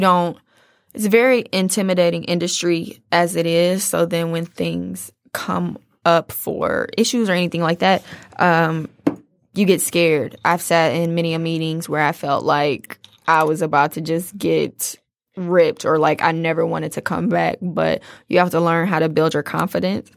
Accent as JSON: {"language": "English", "town": "Detroit", "region": "Michigan", "country": "United States", "said": "I'm a girl from Detroit"}